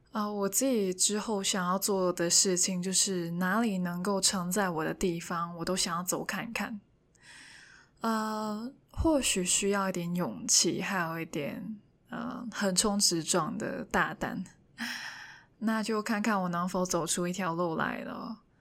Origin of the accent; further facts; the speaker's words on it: Hong Kong; first language Cantonese; Chinese is a second language; moved away as an adult; now in Taiwan; 因为我是香港人嘛